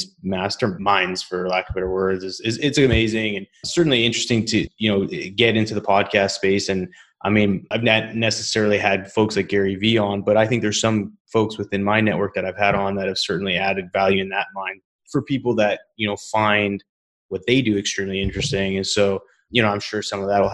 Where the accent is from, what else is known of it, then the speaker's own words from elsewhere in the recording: Canada; I'm from Canada